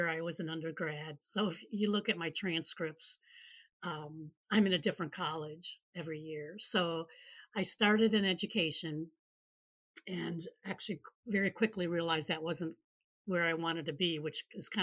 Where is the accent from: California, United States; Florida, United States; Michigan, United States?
Michigan, United States; moved away as an adult; also born or lived in Seattle, Washington / Kansas; I grew up in Michigan